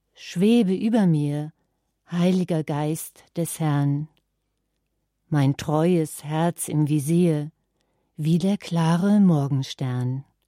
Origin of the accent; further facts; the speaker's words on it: Nordhorn, Lower Saxony, Germany; wie man das in meinem Geburtsort Nordhorn sagte, siniert